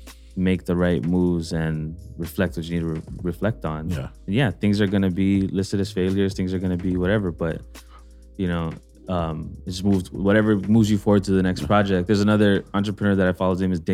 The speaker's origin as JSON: {"language": "English", "region": "Hawaii", "country": "United States", "moved": "as an adult", "said": "yeah, I moved out from here. I came from Hawaii."}